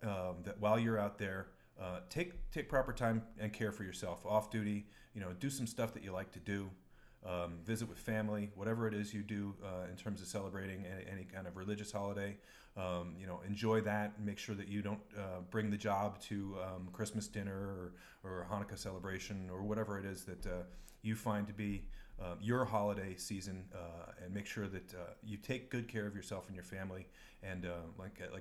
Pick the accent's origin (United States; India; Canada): United States; New York; where I grew up in New York